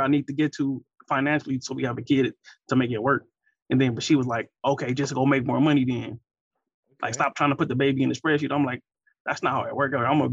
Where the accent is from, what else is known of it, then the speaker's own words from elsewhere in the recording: Compton, California, United States; I'm from Compton